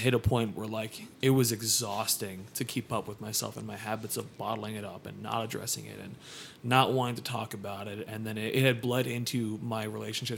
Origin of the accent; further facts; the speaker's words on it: O'Fallon, Missouri, United States; now in Phoenix, United States; I grew up in Missouri.